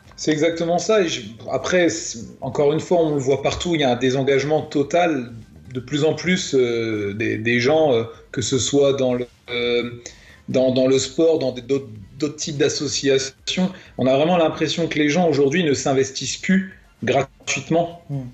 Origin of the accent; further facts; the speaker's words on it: France; nous, la France, on est censé être un grand pays